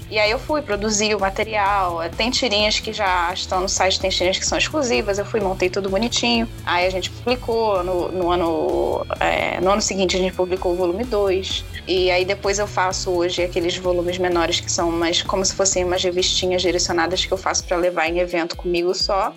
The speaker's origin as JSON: {"language": "Portuguese", "region": "Rio de Janeiro", "country": "Brazil", "said": "eu sou carioca"}